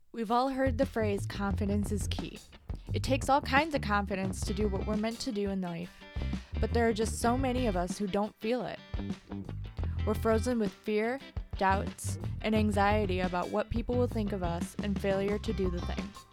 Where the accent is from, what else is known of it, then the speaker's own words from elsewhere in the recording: Lansing, Michigan, United States; we are from Lansing